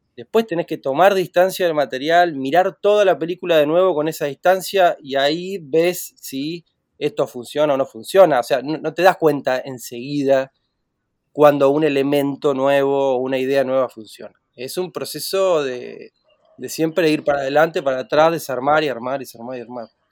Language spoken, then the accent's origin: Spanish; Gualeguay, Entre Ríos, Argentina; Estoy acá en Gualeguay, en Entre Ríos, en mi tierra natal